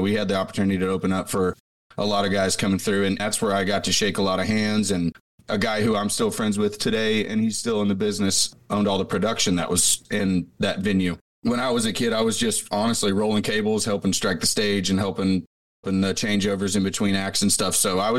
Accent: Grain Valley, Missouri, United States; now in Nashville, United States; I grew up in Missouri, actually, outside of Kansas City, about 30 miles, a little town off of I-70 called Grain Valley.

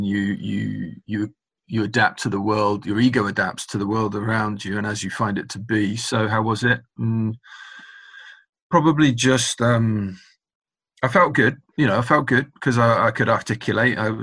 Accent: Oxford, South East England, United Kingdom; moved away as an adult; also born or lived in Carmarthen, Wales; now in Scotland; I was raised in Oxford by my dad, with a big healthy contribution from my granddad.

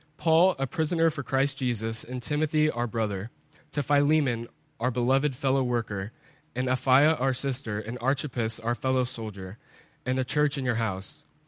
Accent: United States; as Americans, as English-speaking people

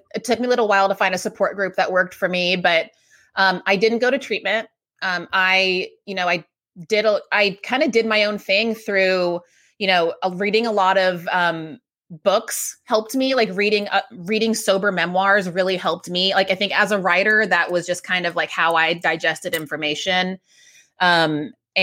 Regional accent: Texas, United States; moved away as an adult; now in New York City, United States; I moved to New York City. I grew up in Texas

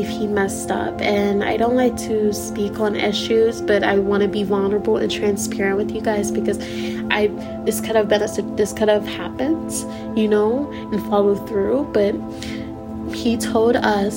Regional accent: Missouri, United States; I'm originally from Missouri

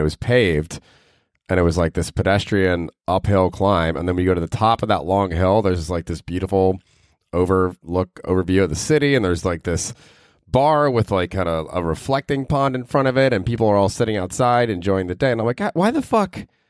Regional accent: United States; I'm from America

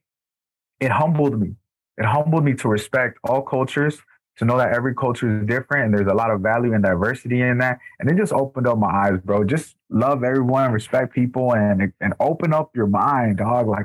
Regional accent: Los Angeles, California, United States; born or raised there; also born or lived in El Salvador

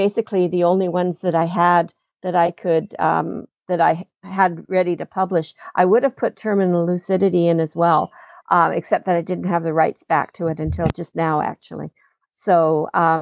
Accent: Regina, Saskatchewan, Canada; also born or lived in London, England; now in Vancouver, Canada; when I was growing up in Regina.

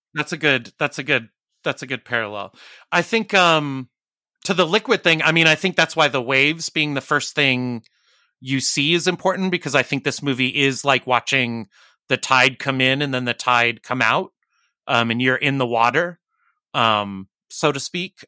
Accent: Arizona, United States; moved away; I'm originally from Arizona

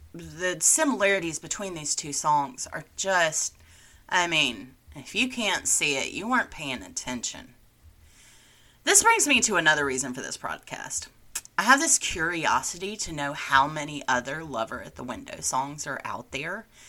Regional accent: Alabama, United States; my home state

